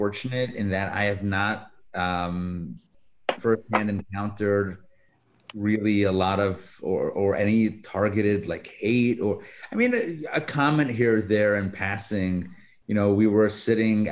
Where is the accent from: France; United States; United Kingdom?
United States; Pittsburgh, Pennsylvania; also born or lived in Brooklyn; now in Atlanta, United States; I grew up in Pittsburgh, in Squirrel Hill, in a very, very tight-knit Jewish neighborhood